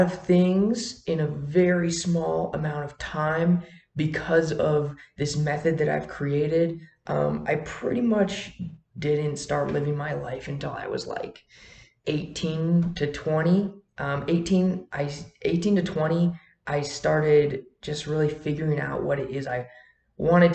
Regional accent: Wisconsin, United States; moved away as an adult; now in Colorado, United States; I grew up in Wisconsin, and I made the move down here to Colorado all on my own.

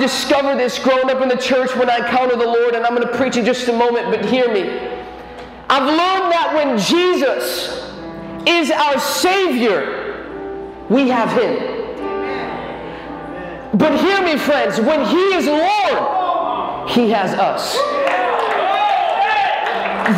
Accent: Chicago, Illinois, United States; I'm from Chicago, Illinois

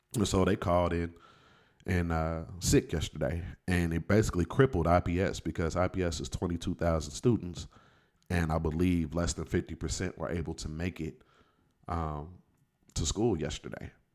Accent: Indianapolis, Indiana, United States; I'm from Indianapolis, but I was also in education uh, for 16 years

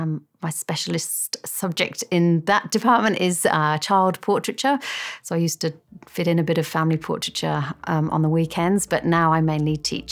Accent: Birmingham, West Midlands, United Kingdom; moved away as an adult; also born or lived in Kent / Sydney; now in Molong, Australia; I grew up in Birmingham in England

